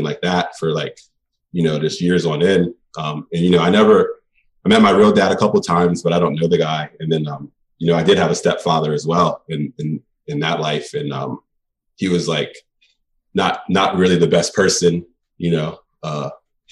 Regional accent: Baltimore, Maryland, United States; also born or lived in Hagerstown, Maryland / New York; I spent fifth through 12th grade in Baltimore. So I lived here most of my life. So I stayed from Baltimore, but I was born and raised in Hagerstown for the first 10 years.

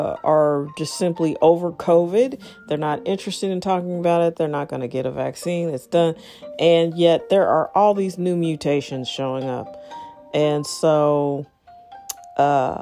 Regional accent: St. Louis, Missouri, United States; I'm from St. Louis

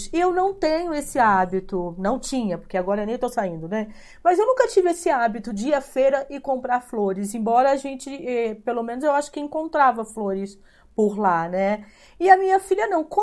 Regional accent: Amparo, Rio de Janeiro, Brazil; É, muito feliz em saber que é de Amparo, onde nasci, vivi 16 anos.

